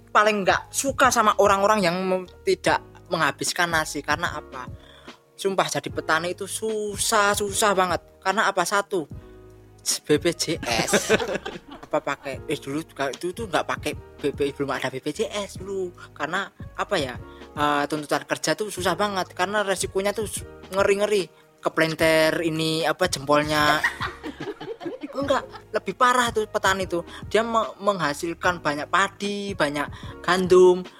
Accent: Karang Nongko, Indonesia; uh, eh, saya dari Karang Nongko dan kebetulan saya uh, saya anak apa anak yang punya anak dari ayah saya yang seorang petani

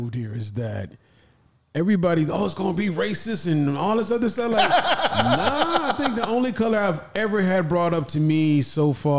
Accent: Midwest, United States; we're all from the Midwest.

